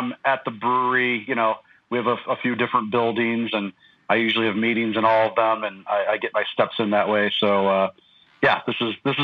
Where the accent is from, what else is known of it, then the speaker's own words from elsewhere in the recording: St. Louis, Missouri, United States; now in Bend, United States; I'm from the St. Louis area originally.